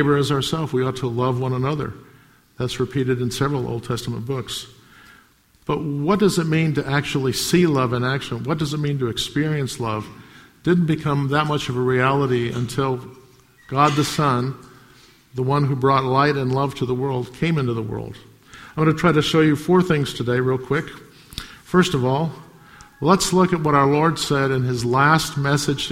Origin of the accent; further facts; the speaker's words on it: United States; I grew up in America